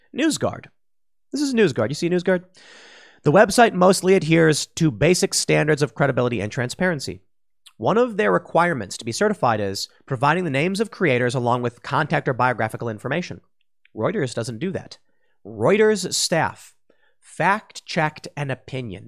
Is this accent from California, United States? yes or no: no; Chicago, Illinois, United States; also born or lived in DuPage County; I grew up in Cook County until I was about, ju-, just about to turn eighteen